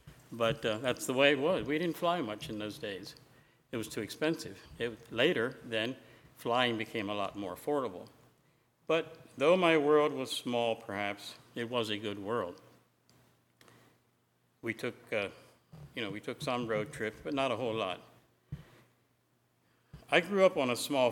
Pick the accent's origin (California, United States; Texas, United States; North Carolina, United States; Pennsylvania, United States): Pennsylvania, United States; Lancaster County; As a boy growing up in Lancaster County, my world pretty well revolved around home, church, and school.